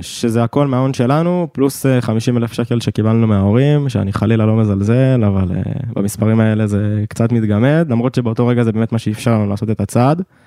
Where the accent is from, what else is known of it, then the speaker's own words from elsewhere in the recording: Ness Ziona, Central District, Israel; אני במקור מנס ציונה